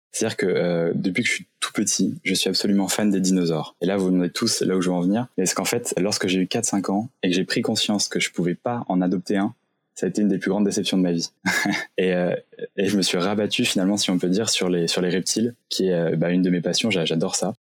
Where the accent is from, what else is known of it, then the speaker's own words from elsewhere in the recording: Saint-Malo, Brittany, France; je viens de Bretagne, j'ai grandi dans la région de Saint-Malo